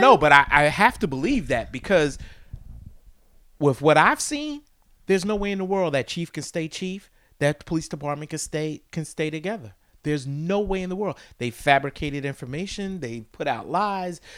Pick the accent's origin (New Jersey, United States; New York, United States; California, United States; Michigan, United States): New Jersey, United States; East Orange; I grew up in East Orange and I worked for that city